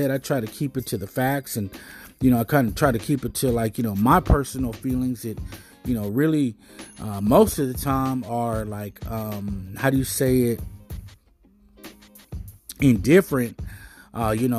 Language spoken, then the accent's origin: English; United States; I'm American as American get